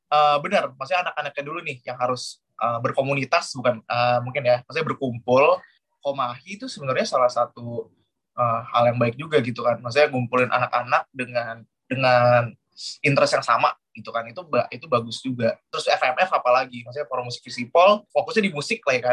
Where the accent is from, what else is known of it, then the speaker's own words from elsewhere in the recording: Jakarta, Indonesia; now in Yogyakarta, Indonesia; di Jakarta itu, aku aku dari Jakarta setia di Jakarta emang kita beberapa kali sering bikin acara dengan konsep serupa seperti Terror Weekend. Akhirnya kita pindah ke Jogja